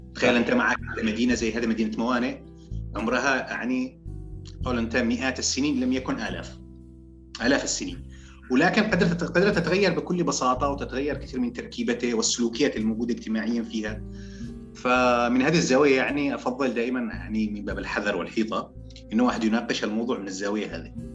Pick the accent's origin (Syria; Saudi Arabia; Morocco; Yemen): Yemen; عندنا في اليمن